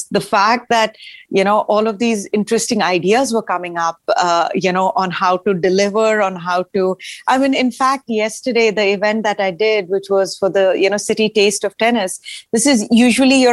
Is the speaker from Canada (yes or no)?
no; Ranchi, Jharkhand, India; now in Nashville, United States; I grew up in India. In eastern India, in this really small town called Ranchi